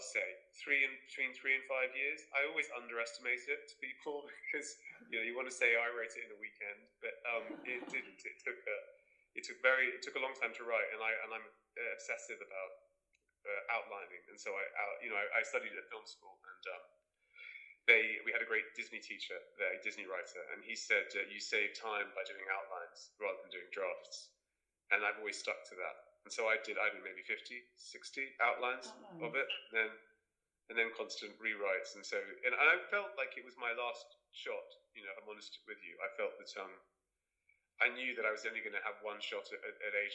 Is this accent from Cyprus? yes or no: yes; Cyprus; I grew up in Cyprus, in the Mediterranean